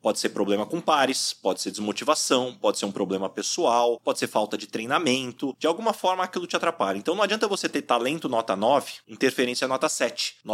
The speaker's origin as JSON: {"language": "Portuguese", "town": "São José do Rio Preto", "region": "São Paulo", "country": "Brazil", "said": "sou de São José do Rio Preto"}